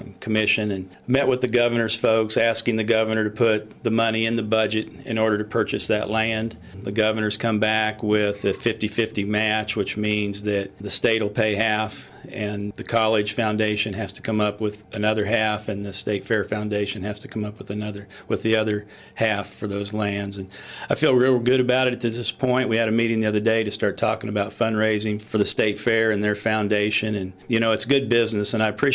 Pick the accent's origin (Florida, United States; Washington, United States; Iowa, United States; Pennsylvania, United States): Iowa, United States; now in Missouri, United States; I'm originally from Iowa. I grew up on a family farm in Iowa